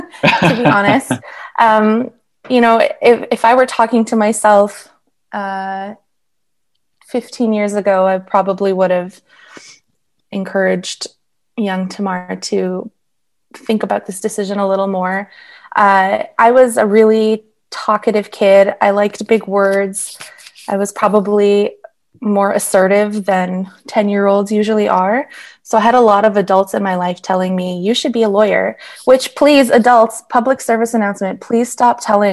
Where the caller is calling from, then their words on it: Yellowknife, Northwest Territories, Canada; No, I'm calling from Yellowknife.